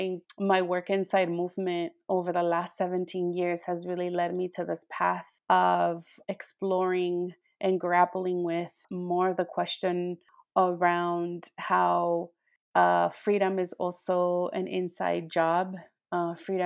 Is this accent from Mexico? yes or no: yes; Cananea, Sonora, Mexico; now in Tucson, United States; I was born in Cananea, Sonora, which is a little mining town about maybe 50 minutes away from the Arizona border